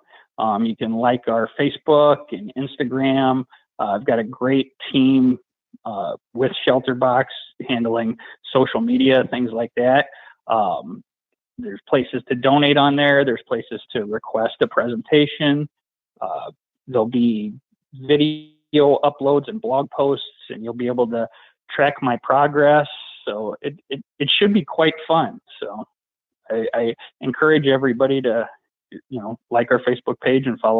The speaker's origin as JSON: {"language": "English", "town": "Waterloo", "region": "Illinois", "country": "United States", "tie": "born or raised there", "said": "Waterloo, my hometown, is one town over from a town called Valmire, Illinois"}